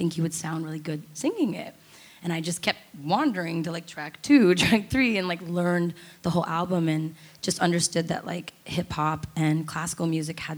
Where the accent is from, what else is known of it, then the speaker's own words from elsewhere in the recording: United States; as an American child